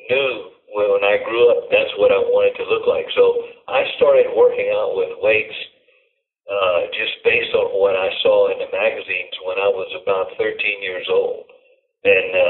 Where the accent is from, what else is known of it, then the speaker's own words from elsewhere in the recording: Louisiana, United States; now in California, United States; I'm originally from Louisiana.